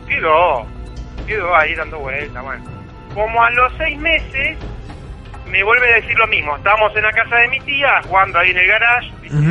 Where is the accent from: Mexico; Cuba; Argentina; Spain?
Argentina; Bernal, Buenos Aires Province; moved away; yo soy de Bernal, o sea, vine acá en el año 84